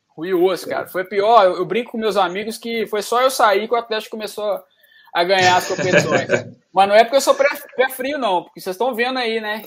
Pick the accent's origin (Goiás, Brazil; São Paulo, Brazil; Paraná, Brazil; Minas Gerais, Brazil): Minas Gerais, Brazil; Jardim América; no Jardim América, onde eu fui criado